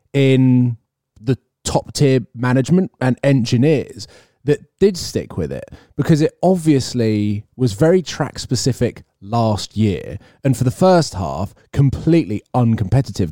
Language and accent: English; United Kingdom; I'm British